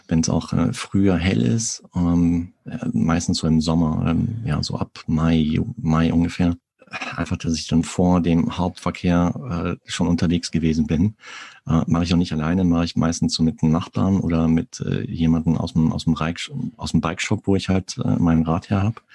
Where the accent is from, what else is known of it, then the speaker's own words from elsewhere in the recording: North Rhine-Westphalia, Germany; also born or lived in Munich; Ich komme gebürtig aus dem Sauerland in Nordrhein-Westfalen und äh, habe lange Zeit in München gelebt, weil meine Frau Münchner Kindel ist.